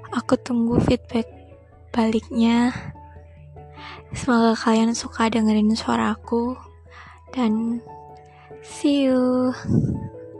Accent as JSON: {"language": "Indonesian", "town": "Surabaya", "region": "East Java", "country": "Indonesia", "said": "aku orang Surabaya"}